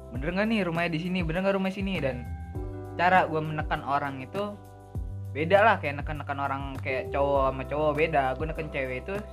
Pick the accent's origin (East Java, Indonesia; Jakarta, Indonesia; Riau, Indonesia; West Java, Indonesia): Jakarta, Indonesia; karena pada dasarnya pun gue orang Jakarta kan gue tau lah wilayah-wilayahnya